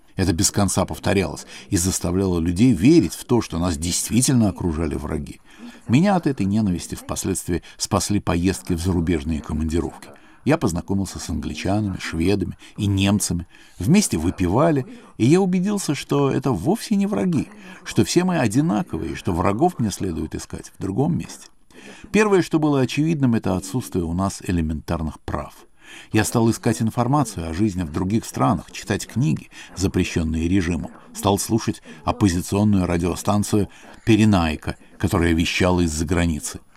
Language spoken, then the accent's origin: Russian; Spain; мне довелось самому пережить в детстве в Испании